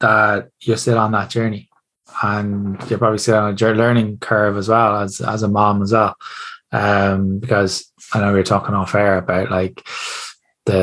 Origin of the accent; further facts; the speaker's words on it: Ireland; I love being Irish